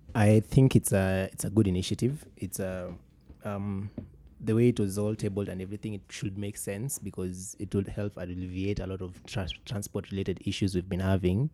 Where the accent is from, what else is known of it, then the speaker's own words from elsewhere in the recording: Kenya; being a Kenyan